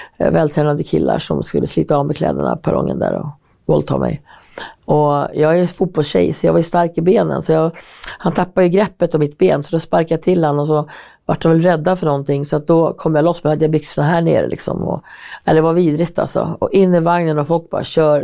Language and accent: Swedish; Hälsingland, Gävleborg County, Sweden; now in Stockholm, Sweden; Jag var så här, från Hälsingland